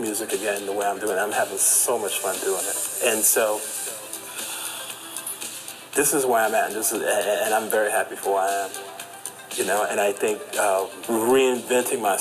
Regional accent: Chicago, Illinois, United States; growing up in Chicago and playing at the warehouse

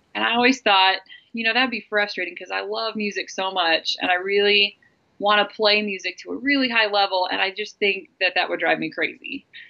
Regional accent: Lewiston, Idaho, United States; I grew up in Lewiston, Idaho

